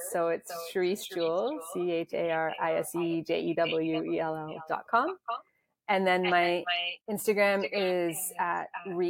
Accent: South Africa; Well, I'm South African, so...

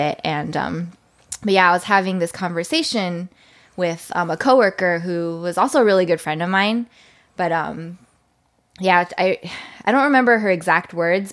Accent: San Diego, California, United States; moved away as an adult; also born or lived in Irvine, United States; now in Seattle, United States; I grew up in San Diego.

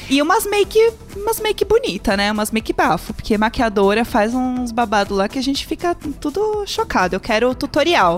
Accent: Brazil; eu sou brasileira

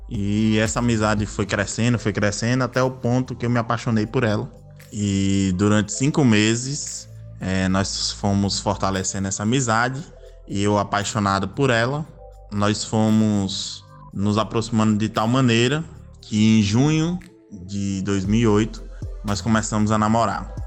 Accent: Natal, Rio Grande do Norte, Brazil; eu nasci no Rio Grande do Norte, especificamente na cidade de Natal, a qual resido até hoje.

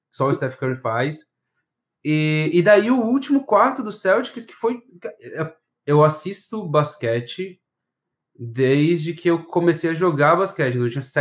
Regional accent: Florianópolis, Santa Catarina, Brazil; Eu sou daqui de Floripa, nascido e criado, assim, é, eu não tenho muito sotaque, que a, os meus pais não são da capital, né?

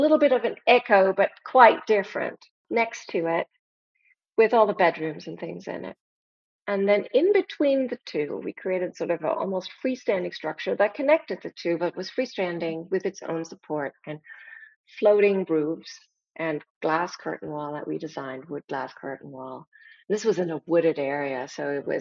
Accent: Germany; moved away as an adult; now in United States; I'm from Germany. I was born and raised there.

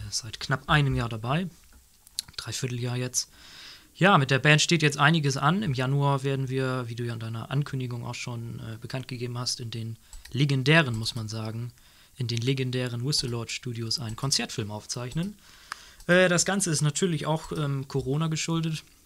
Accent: Nordenham, Lower Saxony, Germany; Nordenham, was, wir, was ich gerade erzählt das Kulturzentrum bei uns, also meiner Heimatstadt

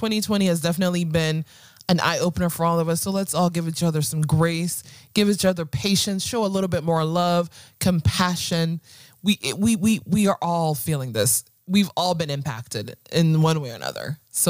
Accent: Ghana; I'm from Ghana

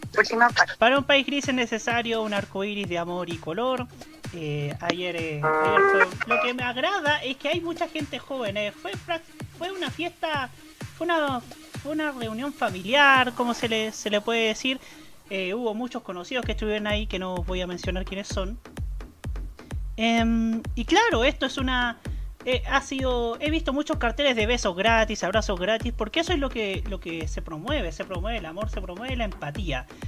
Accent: Concepción, Biobío, Chile; nací y criado lamentablemente en Concepción

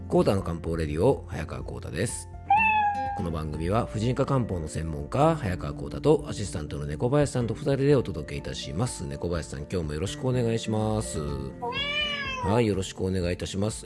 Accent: Fuefuki, Yamanashi, Japan; 地元の伊佐和温泉駅に来ておりまして

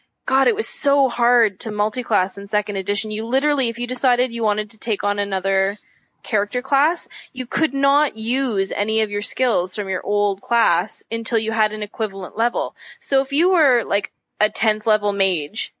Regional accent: Prince Albert, Saskatchewan, Canada; I grew up in Saskatchewan in a pretty small place, pretty small town.

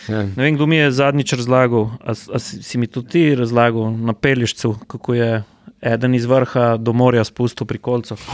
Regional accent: Slovenia; Kle smo tudi Slovenci zelo veliko pomagali kot gostje, kot redni gostje in tako naprej.

